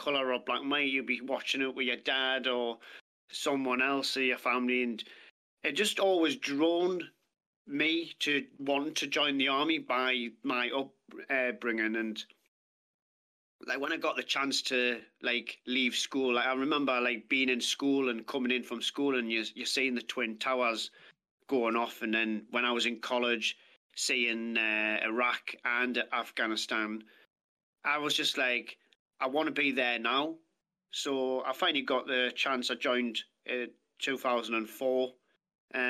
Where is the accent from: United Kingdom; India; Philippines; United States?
United Kingdom; Ashington, North East England; also born or lived in Lynemouth / Bedlington; growing up in Asherton, Northumberland, moved to a few different places